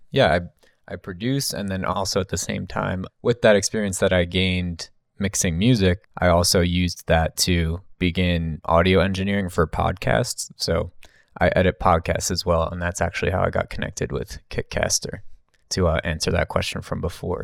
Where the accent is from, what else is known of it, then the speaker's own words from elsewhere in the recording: New Jersey, United States; me growing up in New Jersey